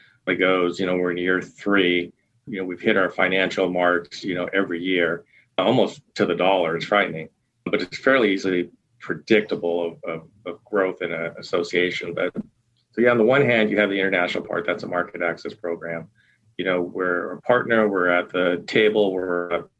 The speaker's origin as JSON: {"language": "English", "region": "Eastern Oregon", "country": "United States", "tie": "born or raised there", "said": "growing up in Eastern Oregon on a small family farm"}